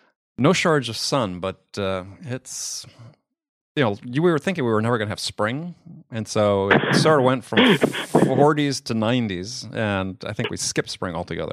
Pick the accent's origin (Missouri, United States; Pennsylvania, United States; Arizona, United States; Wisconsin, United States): Wisconsin, United States; also born or lived in San Diego, California; now in New York, United States; I grew up in Wisconsin.